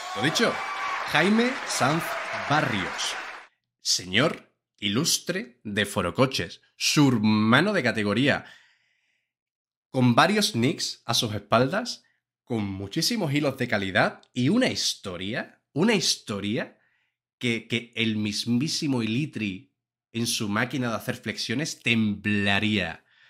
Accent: Seville, Andalusia, Spain; ser sevillano

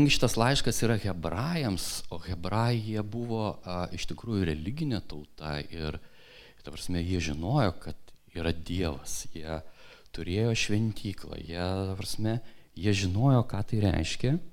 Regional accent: Kupiškis, Panevėžys County, Lithuania; aš augau mažame miestelėje, Kupiškyje, ir ten buvo miestelis su didelė bažnyčia.

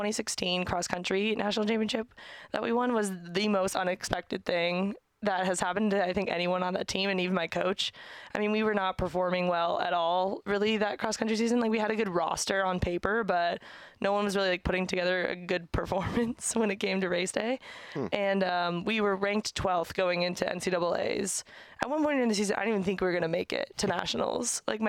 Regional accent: San Diego, California, United States; moved away as an adult; also born or lived in Nashville / Oregon; I grew up in San Diego

